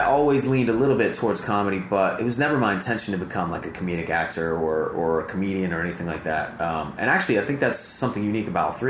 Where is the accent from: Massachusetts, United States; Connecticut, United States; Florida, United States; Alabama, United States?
Alabama, United States; Montgomery; Like, where I grew up in Montgomery, like, people talk like this, you know?